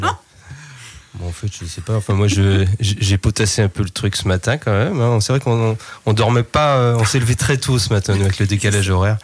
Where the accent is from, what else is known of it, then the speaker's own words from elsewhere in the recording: Saint-Vincent-sur-Oust, Brittany, France; je suis né à Saint-Vincent-sur-Oust, au lieu de la culture traditionnelle en Bretagne